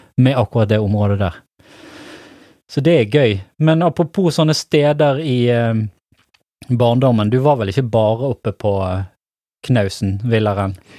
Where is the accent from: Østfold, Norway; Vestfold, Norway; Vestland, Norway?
Vestland, Norway; Stamerbakken; jeg vokste opp i Stamerbakken